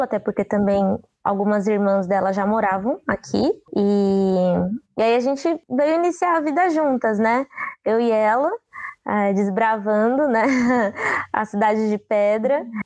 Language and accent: Portuguese; São Paulo, Brazil; also born or lived in Juazeiro, Bahia / Curaçá, Bahia; eu vim criança, né? para São Paulo. Tanto que, assim, eu ainda tenho um pouco do dialeto de casa, né? Falo algumas coisas que é muito de casa mesmo, mas o, o sotaque é muito daqui, porque eu acabei crescendo aqui, né?